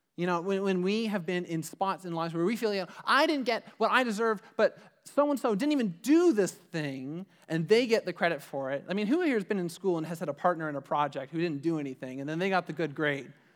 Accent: Ajax, Ontario, Canada; we grew up in the Durham region. I lived, I lived in Ajax

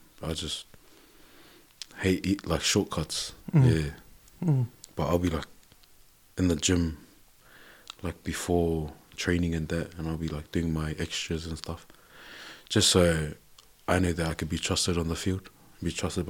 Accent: New Zealand; I was like, ducks. We're from New Zealand, we didn't do drillers. We just hockey, one on ones, yep, that's us.

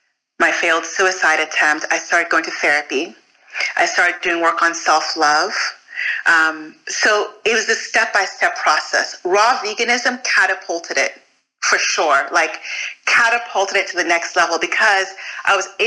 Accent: United States; also born or lived in Fort Greene; I'm Nigerian American

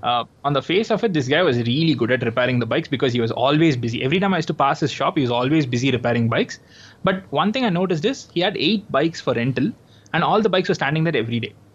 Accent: Chennai, Tamil Nadu, India; I'm from Chennai

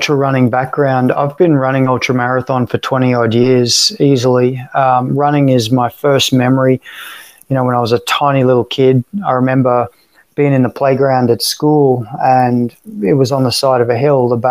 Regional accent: Sunshine Coast, Queensland, Australia; also born or lived in Sydney / Florida; now in Tampa, United States; I'm obviously Australian by birth, born and raised in, born in Sydney and raised on the Sunshine Coast

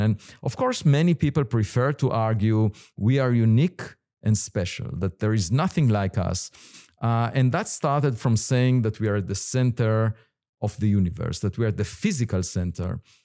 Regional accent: Israel; moved away as an adult; I was born in Israel

